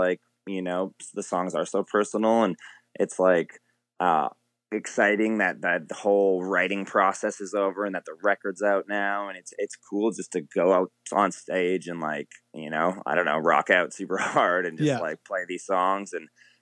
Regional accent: Fort McMurray, Alberta, Canada; that's where I'm originally from. I was born in Fort Mac

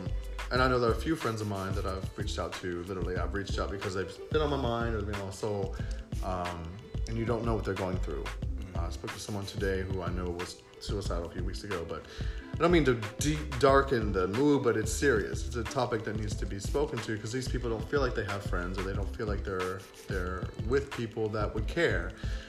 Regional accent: Florida, United States; also born or lived in West Virginia / Washington, D.C.; now in New York, United States; I was born in West Virginia, raised in Florida, lived in D.C. for 14 years, but I've been in New York for 7 years. So technically, I'm a New Yorker.

